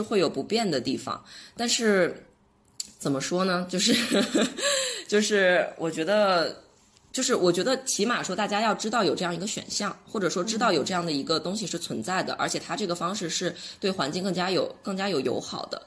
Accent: China; 我们中国人

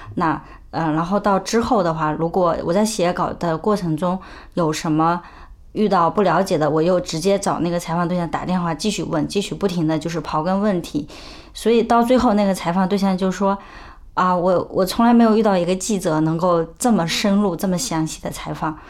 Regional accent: China; 我们中国人有一个特别根深蒂固的习惯

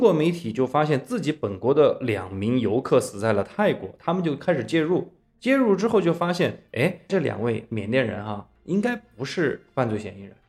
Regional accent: China; 咱们都是中国人

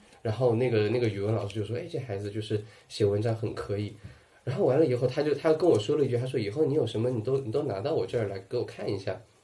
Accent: Sichuan, China; accent: Sichuanese; moved away; also born or lived in Shanghai; 我们四川话讲叫无死包茎

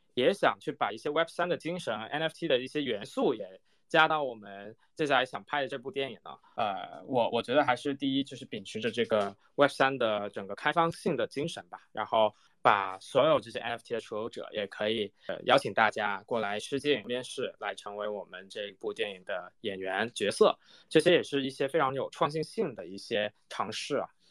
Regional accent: Hong Kong; 我是在香港长大的嘛

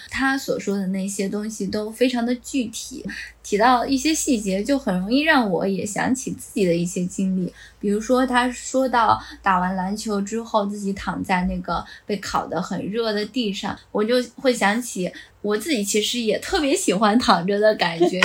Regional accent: Gansu, China; moved away as an adult; also born or lived in Shenzhen; 我自己，呃，小时候是生活在北方嘛，我是甘肃人

